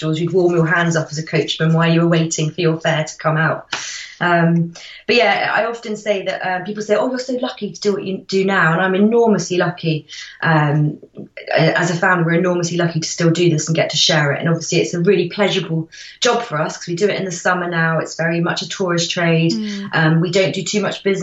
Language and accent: English; Windsor, South East England, United Kingdom; I grew up in Windsor Great Park, and I went to the village school in Windsor Great Park